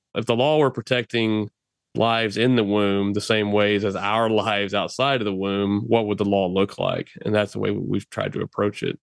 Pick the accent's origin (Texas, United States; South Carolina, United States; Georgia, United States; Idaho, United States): Texas, United States; to work right here in my home state